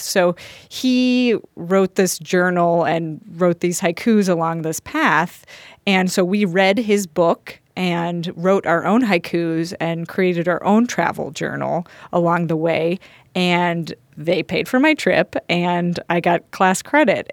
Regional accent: Colorado, United States; we're from Colorado

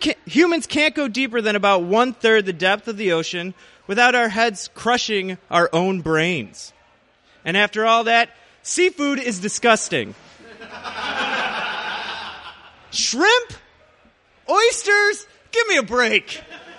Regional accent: Joliet, Illinois, United States; also born or lived in Chicago; I was born in Joliet, Illinois. It's a suburb/garbage dump, about 45 minutes outside of the city. And I've spent about the past 6 years living in Chicago

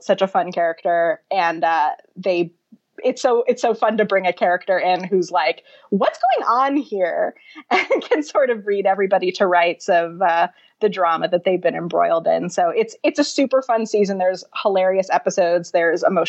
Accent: New Jersey, United States; I'm from New Jersey, and I have very deep New Jersey bona fides.

